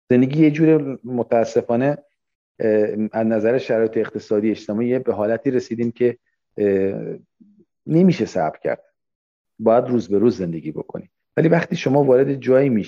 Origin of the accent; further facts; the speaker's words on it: Abadan, Khuzestan, Iran; من که بچه آبادانم من که جنگ رو دیدم من که به معروف انقلاب دیدیم چیز خیلی چیزا دیده بودیم